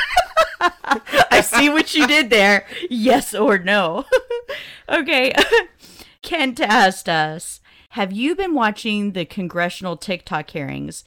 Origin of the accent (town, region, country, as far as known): Southern, United States; accent: Southern twangy